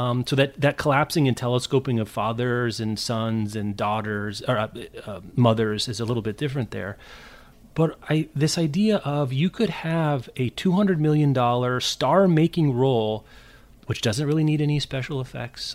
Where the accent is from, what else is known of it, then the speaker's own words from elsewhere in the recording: Midwest, United States; we're from the Midwest